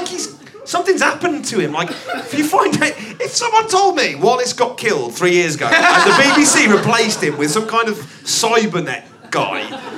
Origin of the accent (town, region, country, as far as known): London, United Kingdom